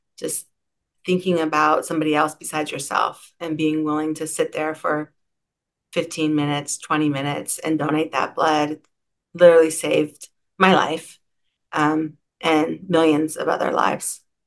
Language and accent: English; Seattle, Washington, United States; I'm from Seattle. I grew up in Madrona, actually.